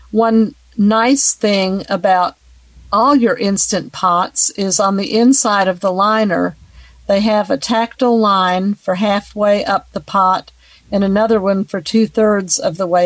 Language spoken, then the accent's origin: English; Richland, Washington, United States; I'm from Richland, Washington.